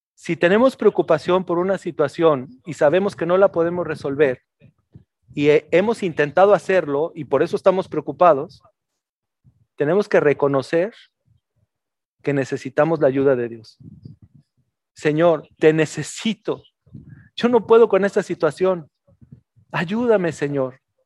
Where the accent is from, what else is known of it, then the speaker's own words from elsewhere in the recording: Mexico City, Mexico; now in northern Mexico; yo también nací en la Ciudad de México y en la Ciudad de México se vive de una forma muy diferente, te puedo decir acá en el norte.